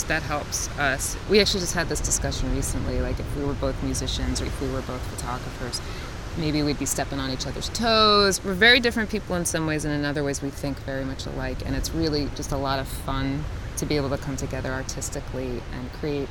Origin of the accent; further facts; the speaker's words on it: Metuchen, New Jersey, United States; also born or lived in Mahwah, New Jersey / Williamsburg, Brooklyn, New York; now in Asbury Park, United States; I grew up in Metuchen, which is north of here